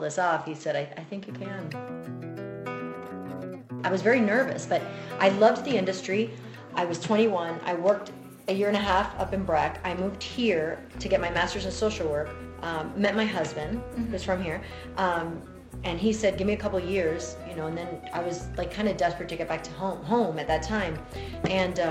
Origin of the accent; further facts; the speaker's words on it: Miami, Florida, United States; moved away as an adult; now in Denver, United States; I was born in Miami, but Cuban American. Consider myself Cuban, even though I was raised here in the States. Raised very Cuban by my family. Grandparents are from Cuba. My parents are from Cuba. And lucky enough, I was raised in Miami, and then I came here when I was 21.